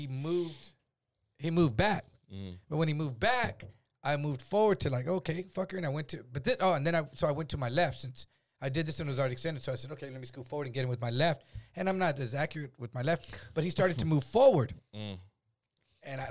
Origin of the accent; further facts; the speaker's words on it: San Antonio, Texas, United States; I'm from Texas, bro. I'm from San Antonio.